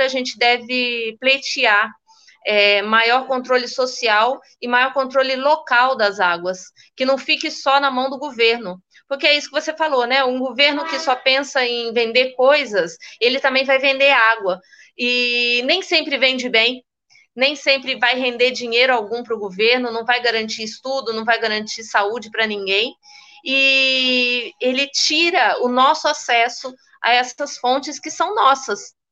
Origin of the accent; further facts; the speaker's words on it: Minas Gerais, Brazil; Eu, como mineira